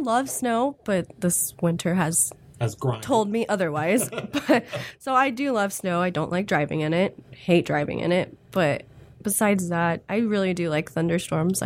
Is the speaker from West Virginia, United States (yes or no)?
no; Olathe, Kansas, United States; I grew up here in Kansas City, from Olathe